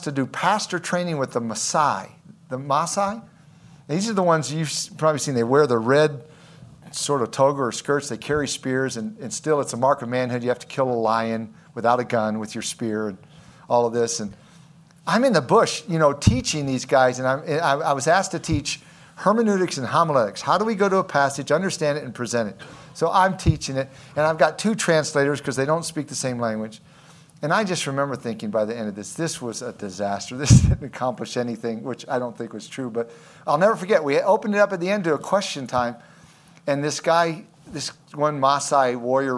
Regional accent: United States; we are doing as American Christians

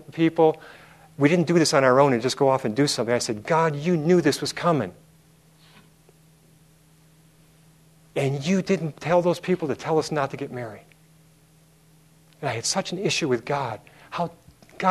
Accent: Milwaukee, Wisconsin, United States; when I was about 8 or 9 years old growing up in Milwaukee, Wisconsin

